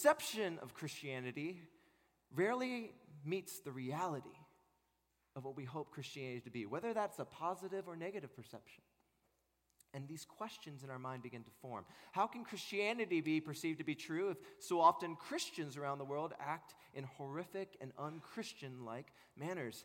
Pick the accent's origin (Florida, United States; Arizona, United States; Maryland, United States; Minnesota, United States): Maryland, United States; also born or lived in California; I was born in California, but raised in Maryland.